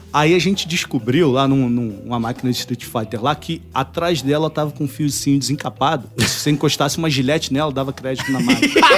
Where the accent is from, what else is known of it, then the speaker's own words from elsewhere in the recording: Nova Iguaçu, Rio de Janeiro, Brazil; moved away; eu venho do Rio, né? Nova Iguaçu, então é umas quebradas diferentes